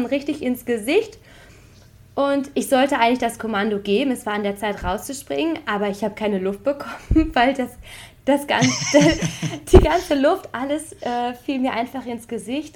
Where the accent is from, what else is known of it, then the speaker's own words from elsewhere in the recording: Bocholt, North Rhine-Westphalia, Germany; moved away as an adult; now in Paris, France; ich bin äh, in Bocholt geboren.